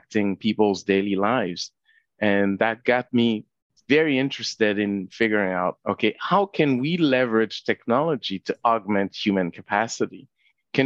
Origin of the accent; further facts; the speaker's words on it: Haiti; now in Canada; I wasn't born in Canada. I was born in Haiti.